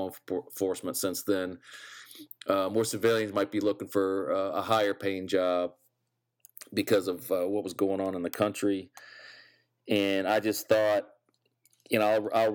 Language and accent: English; Virginia, United States; growing up in Virginia for the most part